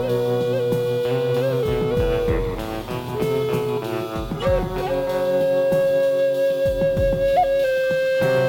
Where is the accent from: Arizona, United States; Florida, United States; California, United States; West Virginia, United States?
West Virginia, United States; Charleston; also born or lived in Huntington, West Virginia; I grew up in Charleston